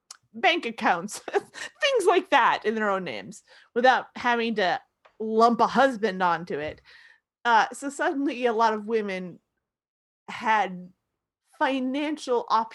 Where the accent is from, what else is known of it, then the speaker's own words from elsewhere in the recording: Florida, United States; I'm from Florida.